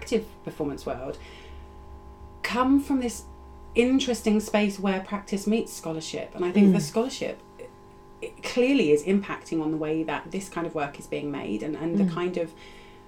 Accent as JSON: {"language": "English", "area": "North Devon", "region": "South West England", "country": "United Kingdom", "tie": "born or raised there", "moved": "yes", "said": "I grew up in North Devon as well"}